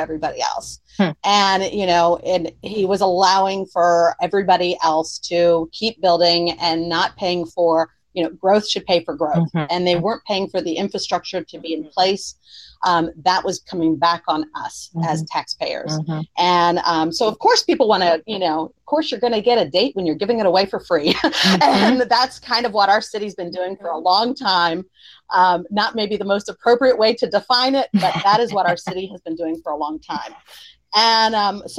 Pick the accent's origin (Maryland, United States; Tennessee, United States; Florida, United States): Florida, United States; I grew up in Florida, barefoot, running around in the woods